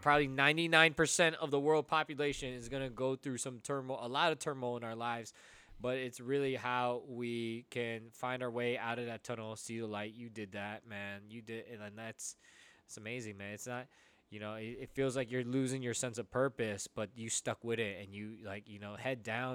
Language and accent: English; United States; Filipino, uh, Filipino kids here, first gen here in America